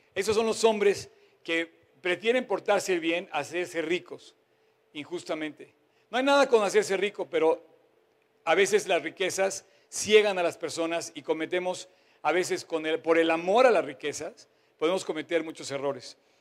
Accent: Mexico; me incluyo como mexicano

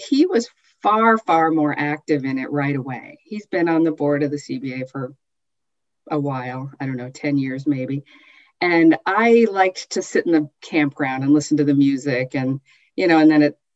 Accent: Southern California, United States; moved away as an adult; also born or lived in Michigan / Utah; now in Northern California, United States; I was born in Michigan, but moved to Southern California before I recalled living in Michigan, and we lived in Utah as well for a year. But I'm basically a Southern Californian since the time I was 3 years old

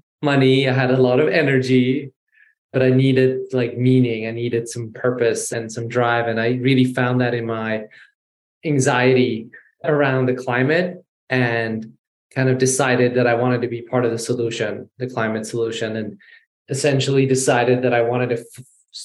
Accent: Sweden; also born or lived in Iran / London / New York; So I'm born in Iran. I was raised in Sweden.

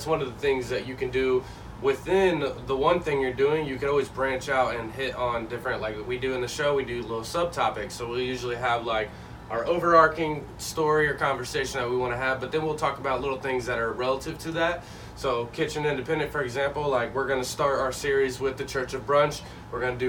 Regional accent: Indianapolis, Indiana, United States; moved away as an adult; also born or lived in Evansville, Indiana; now in Jacksonville, United States; I'm from Indianapolis, but I moved here from the third largest city in Indiana

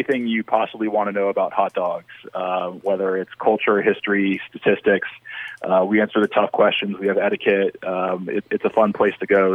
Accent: the South, United States; I'm from the South

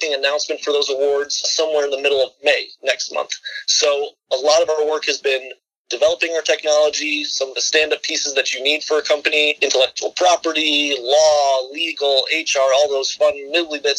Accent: Chicago, Illinois, United States; moved away as an adult; also born or lived in Michigan; found myself back down in my home state of Illinois, Chicago

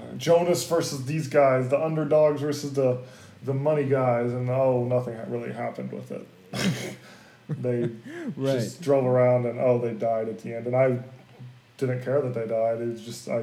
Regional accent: Tornado Alley, United States; growing up in Tornado Alley

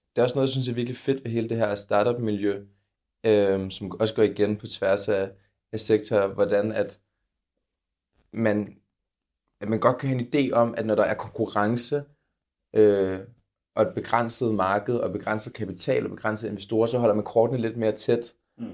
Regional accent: Copenhagen, Capital Region of Denmark, Denmark; kommer jeg jo selv fra København

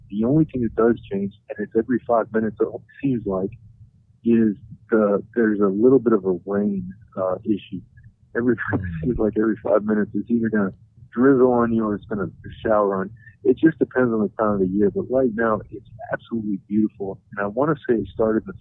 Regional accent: North Carolina, United States; also born or lived in Arizona / Hawaii; Well, I grew up in North Carolina. My dad was a Marine, um, but I was born in Arizona. I've been a little bit of everywhere. In uh, my childhood, I was in Hawaii for four years.

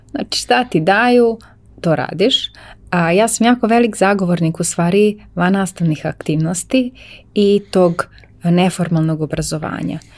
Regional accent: Novi Sad, Vojvodina, Serbia; ja sam iz Novog Sada, ja sam novosađanka baš

